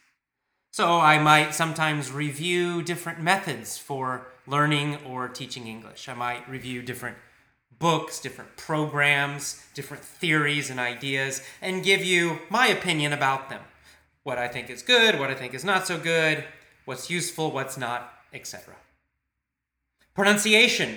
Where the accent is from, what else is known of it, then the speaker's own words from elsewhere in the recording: United States; I'm American